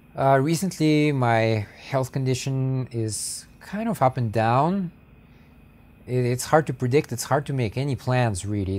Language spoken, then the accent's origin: English; United States; I'm an American white pe-, person